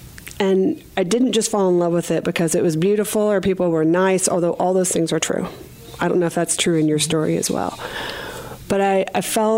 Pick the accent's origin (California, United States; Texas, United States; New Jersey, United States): Texas, United States; Richardson; also born or lived in Fort Worth, Texas; I grew up in Disciples of Christ Church over in Richardson, Texas, called Community Christian Church.